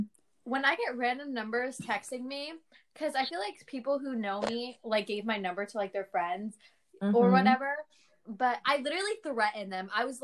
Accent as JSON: {"language": "English", "town": "Elizabeth", "region": "New Jersey", "country": "United States", "moved": "yes"}